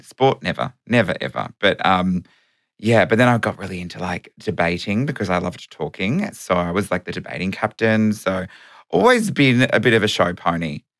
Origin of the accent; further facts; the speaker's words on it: Melbourne, Victoria, Australia; metropolitan Melbourne, which I was.